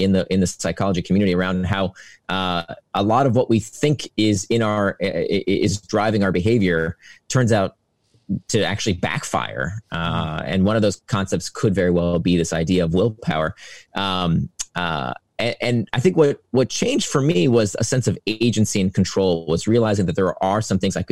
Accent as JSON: {"language": "English", "region": "Central Florida", "country": "United States", "tie": "born or raised there", "said": "I grew up in Central Florida"}